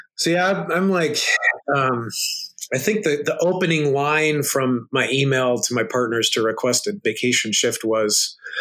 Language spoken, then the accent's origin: English; United States; I'm an American guy